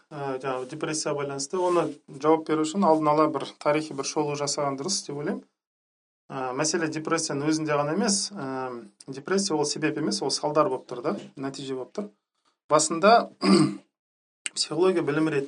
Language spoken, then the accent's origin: Kazakh; Zhanarka, Karaganda Region, Kazakhstan; now in Astana, Kazakhstan; өзім астанада тұрам. ә, қарағанды облысының жаңарқа деген ауылы бар ауданы бар сол жаңарқадан боламын